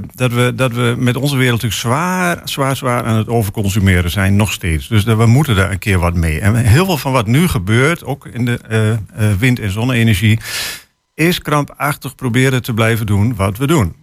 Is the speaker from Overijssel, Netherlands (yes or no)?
yes; Hengelo, Overijssel, Netherlands; ik kom uit Hengelo.